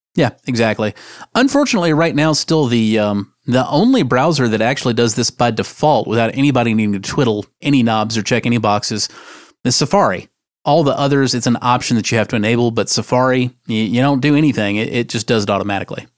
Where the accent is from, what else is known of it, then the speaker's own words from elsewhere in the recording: United States; I am an American